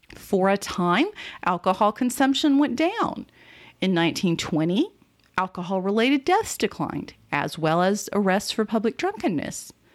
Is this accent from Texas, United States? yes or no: yes; Texas, United States; As a Texan